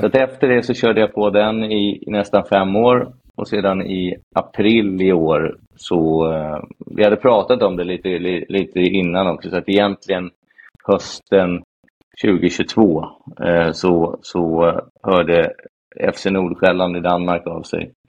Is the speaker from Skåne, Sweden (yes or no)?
no; Falköping, Västra Götaland, Sweden; moved away as an adult; now in Stockholm, Sweden; jag flyttade upp till eh, Stockholm från Falköping när jag var 19 efter eh, gymnasiet.